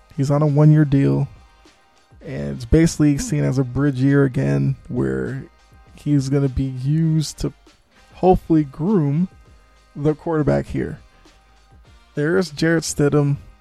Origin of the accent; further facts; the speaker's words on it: Boston, Massachusetts, United States; Born and raised in Boston